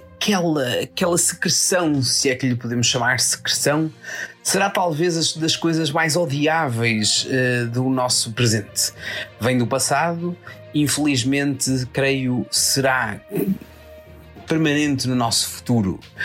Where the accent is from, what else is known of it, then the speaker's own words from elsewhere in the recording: Portugal; como bom português